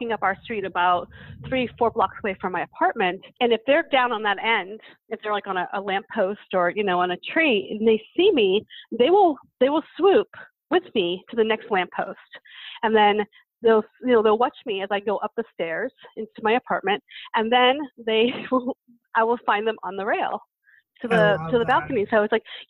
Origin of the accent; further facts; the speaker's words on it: Boston, Massachusetts, United States; moved away; also born or lived in Lake Forest Park, Washington; I'm from Boston, so we say that word